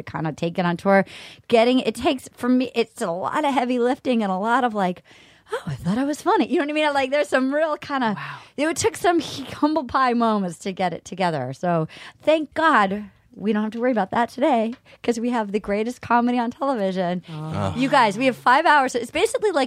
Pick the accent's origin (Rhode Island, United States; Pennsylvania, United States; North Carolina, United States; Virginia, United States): Rhode Island, United States; Little Compton; moved away; I'm from Little Compton, Rhode Island, which is the opposite of Texas